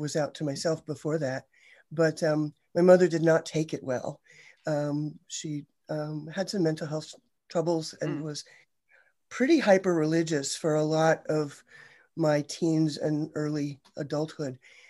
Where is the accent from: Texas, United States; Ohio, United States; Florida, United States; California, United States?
Ohio, United States; So close, Ohio.